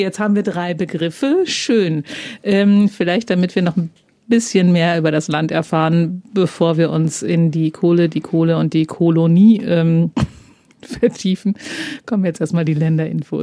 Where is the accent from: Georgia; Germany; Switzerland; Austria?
Germany; ich komme aus der Grenzregion es klingt halt wie der Dialekt, der bei uns gesprochen ah, wird